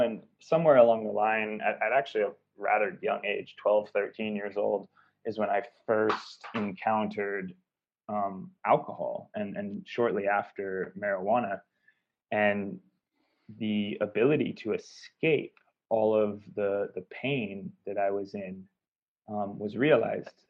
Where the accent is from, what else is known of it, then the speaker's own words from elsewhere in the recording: Seattle, Washington, United States; I grew up in America. I grew up in Seattle, Washington